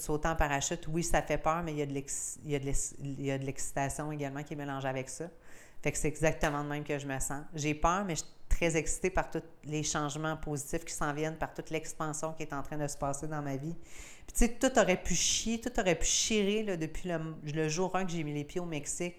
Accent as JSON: {"language": "French", "area": "Gaspésie", "region": "Quebec", "country": "Canada", "said": "je suis gaspésienne, tu sais, je viens du Canada, je suis québécoise, puis je suis gaspésienne"}